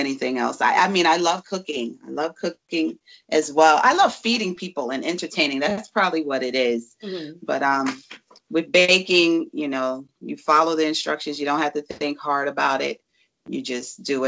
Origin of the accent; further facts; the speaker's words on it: New York City, New York, United States; now in Pennsylvania, United States; I am from the Bronx, New York, and I'm living out here in the mountains of Pennsylvania.